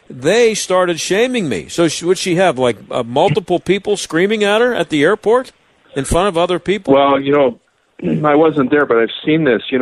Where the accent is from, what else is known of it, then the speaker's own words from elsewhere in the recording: Canada; I'm a frontline worker, I'm a Canadian citizen, and above all, I'm a human being